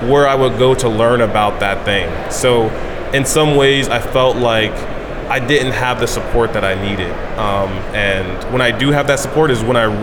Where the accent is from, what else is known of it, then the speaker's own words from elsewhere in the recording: Odenton, Maryland, United States; now in Austin, United States; my my parents and I, well, more so me, I'm from Maryland originally.